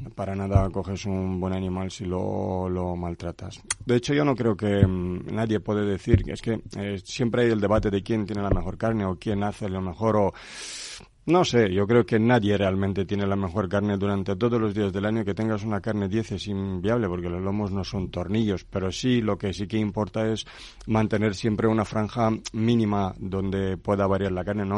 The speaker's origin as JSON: {"language": "Spanish", "town": "Craiova", "region": "Dolj", "country": "Romania", "tie": "born or raised there", "also_born_or_lived": "Tordesillas, Spain", "second_language": "Spanish", "moved": "as an adult", "lives_now": "Spain", "said": "Yo soy de Rumanía. Soy de una maravillosa ciudad que se llama Craiova. Nací ahí hace 44 años y desde hace 19 años pues eh, vivo aquí en España."}